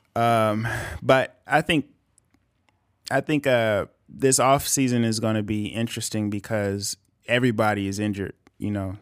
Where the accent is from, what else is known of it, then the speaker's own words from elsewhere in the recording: Bakersfield, California, United States; we're from Bakersfield